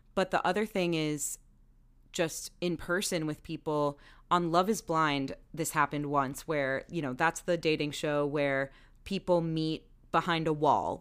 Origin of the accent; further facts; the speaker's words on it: Maryland, United States; moved away; also born or lived in Baltimore; nod to my home state.